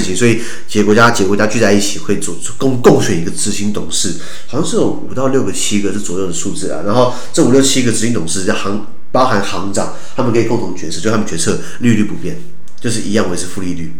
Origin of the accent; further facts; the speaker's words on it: Taiwan; 我们台湾人